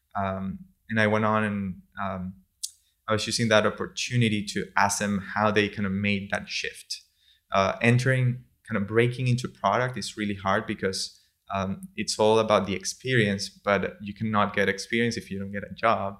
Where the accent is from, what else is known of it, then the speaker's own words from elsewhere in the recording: San Juan de los Morros, Guárico, Venezuela; moved away; also born or lived in Turin, Italy; I'm from San Juan de los Morros. It's a city in the center of Venezuela, a couple hours, uh, from Caracas.